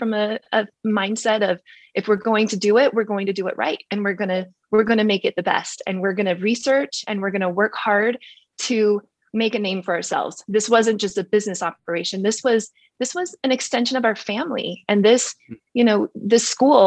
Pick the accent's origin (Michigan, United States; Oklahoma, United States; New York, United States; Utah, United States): Utah, United States; Park City; I grew up in Park City